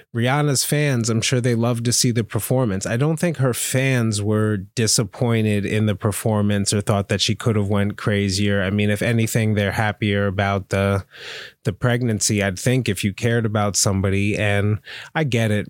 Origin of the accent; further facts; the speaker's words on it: Pennsylvania, United States; I'm from Pennsylvania